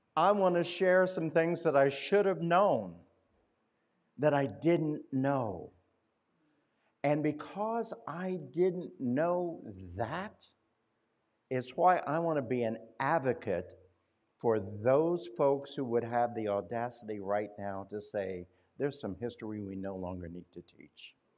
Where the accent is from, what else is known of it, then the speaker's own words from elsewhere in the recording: Winchester, Indiana, United States; moved away; my hometown of Winchester, Indiana